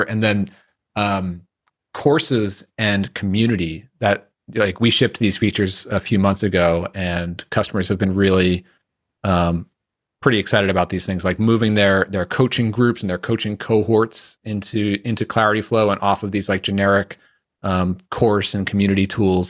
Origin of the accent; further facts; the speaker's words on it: New York, United States; I grew up around New York